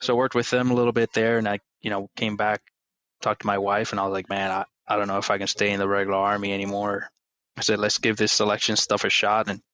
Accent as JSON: {"language": "English", "town": "Aguas Buenas", "country": "Puerto Rico", "tie": "born or raised there", "moved": "as an adult", "said": "I grew up back in Puerto Rico in a small little farm town, Aguas Buenas."}